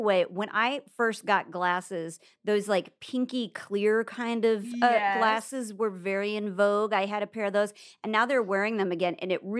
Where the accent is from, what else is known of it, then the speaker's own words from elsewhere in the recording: Nebraska, United States; Well, I'm from Nebraska.